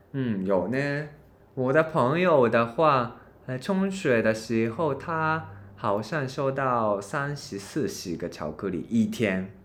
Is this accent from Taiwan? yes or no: no; Japan; 我是日本人